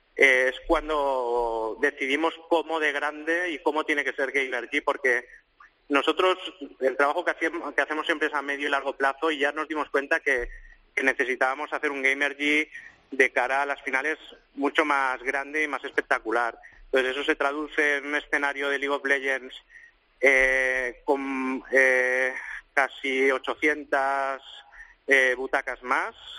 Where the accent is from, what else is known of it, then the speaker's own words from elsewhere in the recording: Mollet del Vallès, Catalonia, Spain; en mi pueblo, en Molles del Vallés, un pueblecito cerca de Barcelona